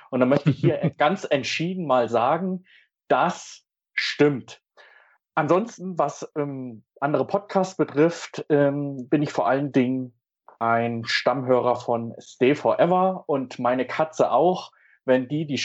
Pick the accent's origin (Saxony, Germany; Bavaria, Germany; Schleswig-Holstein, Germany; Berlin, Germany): Saxony, Germany; Görlitz; Meine Heimat ist jetzt wieder Görlitz.